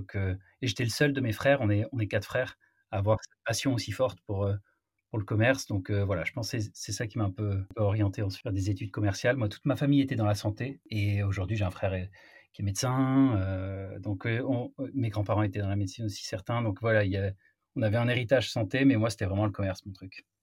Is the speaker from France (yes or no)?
yes; Marseille, Provence-Alpes-Côte d'Azur, France; moved away as an adult; now in Paris, France; je viens de Marseille. Je suis monté à la capitale, comme on dit, après mon, après mon bac.